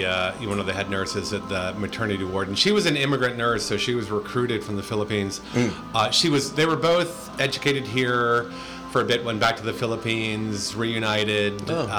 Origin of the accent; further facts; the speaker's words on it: San Francisco, California, United States; I was born and raised in San Francisco. I've pretty much lived here all my life, except for perhaps a very long summer in the Philippines many years ago.